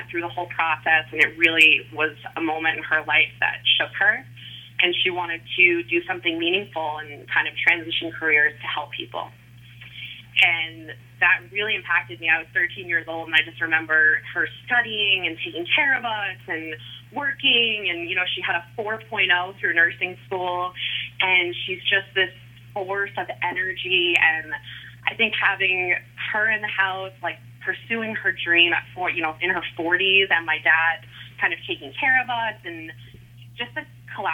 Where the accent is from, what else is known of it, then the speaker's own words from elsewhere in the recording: Kings Park, New York, United States; I grew up in Kings Park in Long Island.